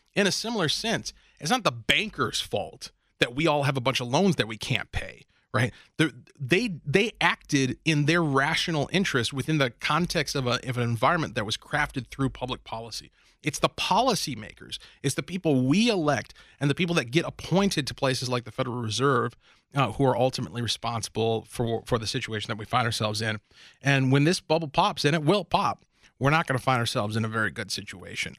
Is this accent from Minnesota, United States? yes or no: yes; Minnesota, United States; my hometown here in Minnesota